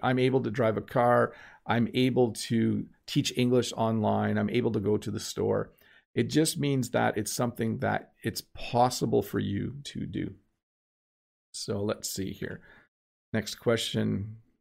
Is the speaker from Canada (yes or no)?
yes; Canada